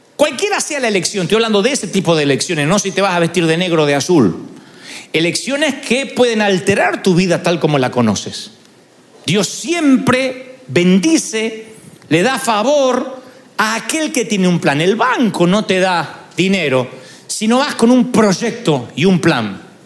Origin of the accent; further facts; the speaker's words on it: Argentina; moved away; allá en Argentina nací, allá.